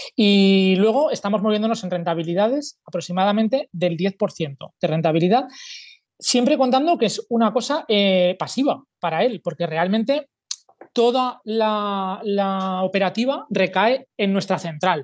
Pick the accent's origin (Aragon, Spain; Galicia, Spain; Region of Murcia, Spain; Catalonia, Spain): Aragon, Spain; Zaragoza; soy de Zaragoza, tengo 44 años